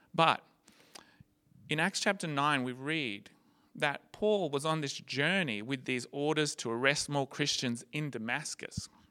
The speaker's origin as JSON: {"language": "English", "town": "Gold Coast", "region": "Queensland", "country": "Australia", "tie": "born or raised there", "said": "It was when I was 15, as a, a high school student, um, growing up on the Gold Coast."}